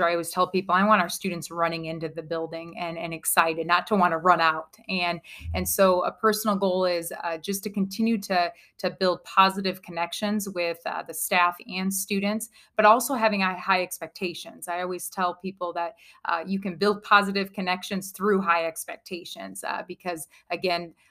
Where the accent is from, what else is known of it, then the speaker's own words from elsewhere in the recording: Kewanee, Illinois, United States; I grew up in Kewaunee, Illinois